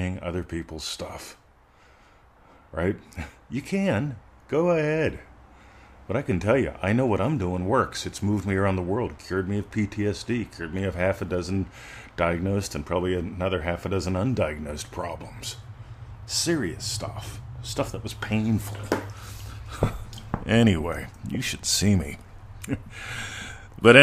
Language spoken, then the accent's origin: English; Pennsylvania, United States; moved away as an adult; now in Australia; I grew up in Pennsylvania. Moving to Australia